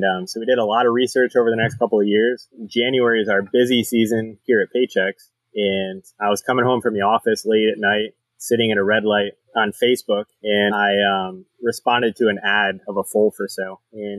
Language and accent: English; close to Rochester, Western New York, United States; now in Ocala, United States; I always grew up with horses. I grew up in Western New York, close to Rochester, and we had 50 quarter horses, 50 Black Angus cows.